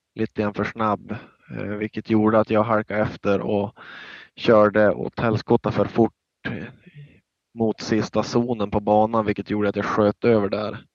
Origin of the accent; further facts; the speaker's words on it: Norrland, Sweden; vi är båda från Norrland